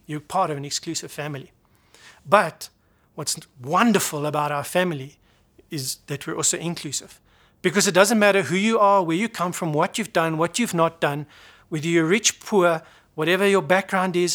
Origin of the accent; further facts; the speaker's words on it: South Africa; I come from South Africa, I'm born here